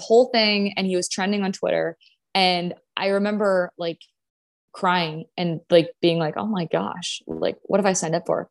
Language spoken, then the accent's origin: English; Grand Forks, North Dakota, United States; moved away as an adult; I'm from North Dakota. So my high school was, my graduating class was like two hundred and seventy people